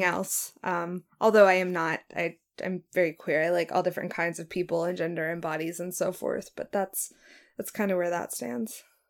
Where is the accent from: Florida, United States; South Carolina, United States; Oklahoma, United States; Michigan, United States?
Oklahoma, United States; moved away; also born or lived in Norman, Oklahoma / Pittsburgh, Pennsylvania; I am from Oklahoma. I'm a dual citizen, 14 years in Norman, 15 years in Pittsburgh